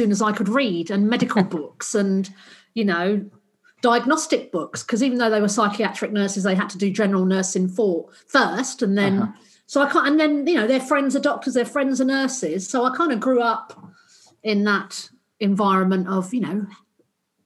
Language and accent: English; London, United Kingdom; moved away as an adult; also born or lived in Australia; I grew up in South London.